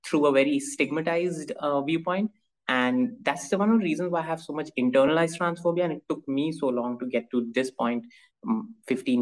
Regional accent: Dubai, United Arab Emirates; now in Mumbai, India; I grew up primarily in Dubai

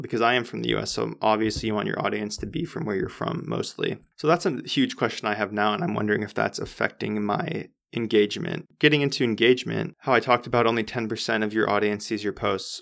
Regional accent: United States; I'm American.

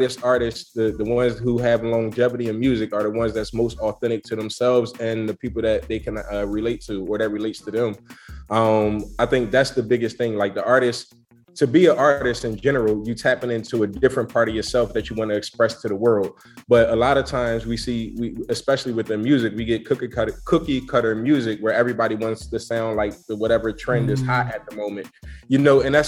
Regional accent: Philadelphia, Pennsylvania, United States; I'm from Philadelphia

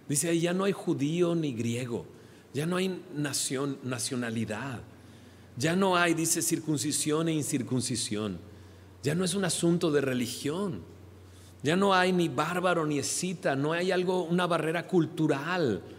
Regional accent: Monterrey, Nuevo León, Mexico; accent: regio; yo soy de acá, de Monterrey, pero pues ya no hablo como regio. Se me acabó el acento. Llevo realmente 22 años fuera de, Monterrey.

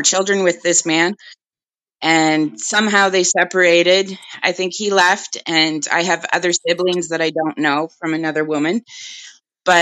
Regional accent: Toronto, Ontario, Canada; I was born in North York

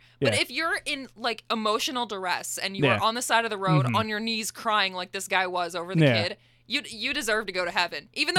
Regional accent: California, United States; born there; Since I was born in California, we lived in California for a short amount of time.

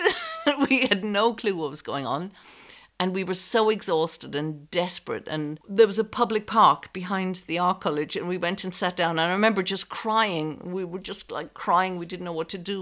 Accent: Ireland; moved away as an adult; also born or lived in France / London; I knew I had to leave Ireland because there were no opportunities and I had an unhappy home life

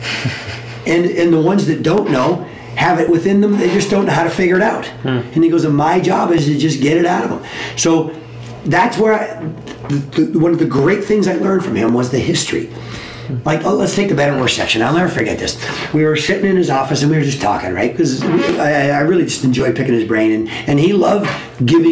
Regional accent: Southern Ontario, Canada; I'm from Southern Ontario.

